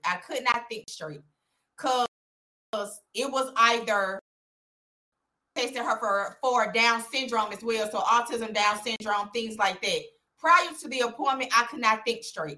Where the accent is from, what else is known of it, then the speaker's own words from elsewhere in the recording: Birmingham, Alabama, United States; I went to Clay Chalkville, born and raised in Birmingham